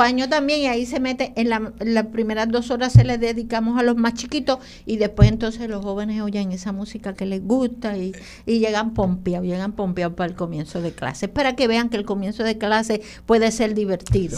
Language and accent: Spanish; Loíza, Puerto Rico; yo soy loiseña